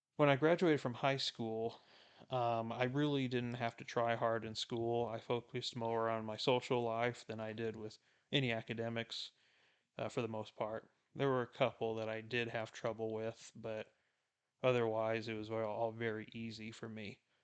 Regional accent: South Texas, United States; I was born and raised in South Texas, right on the border of Mexico

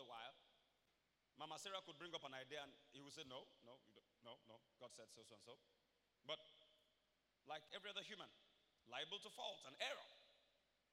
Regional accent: Ibaropa, Akoko, Ondo, Nigeria; I'm from Iboropa, Koko, Ondo State, Nigeria

